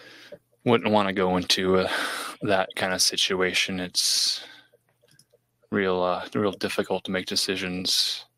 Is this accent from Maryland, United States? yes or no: no; Minnesota, United States; Oh, we're all from Minnesota over here.